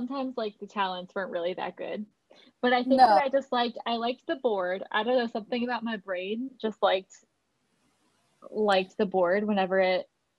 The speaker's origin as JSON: {"language": "English", "region": "Florida", "country": "United States", "tie": "born or raised there", "said": "I just have the typical normal single child, born and raised in Florida."}